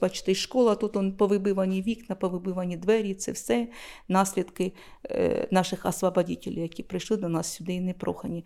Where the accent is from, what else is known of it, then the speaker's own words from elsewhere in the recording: Luhansk, Luhansk Oblast, Ukraine; now in Shevchenkove, Ukraine; я сама з Луганська, хлопці, я сама звідти родом